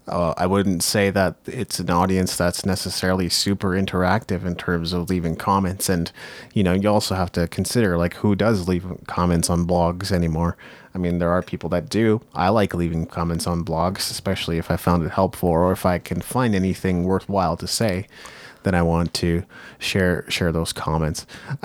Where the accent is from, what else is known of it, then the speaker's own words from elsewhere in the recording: Japan; I grew up in Japan.